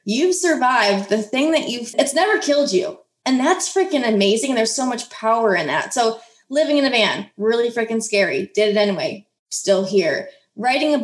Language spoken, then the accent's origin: English; Midwest, United States; I grew up in the Midwest